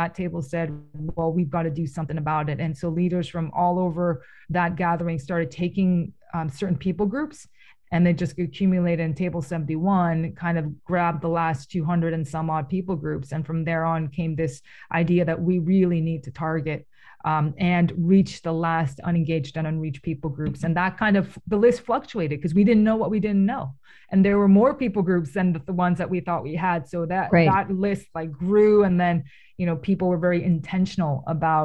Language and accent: English; Toronto, Ontario, Canada; I was born in Toronto. My parents immigrated to Toronto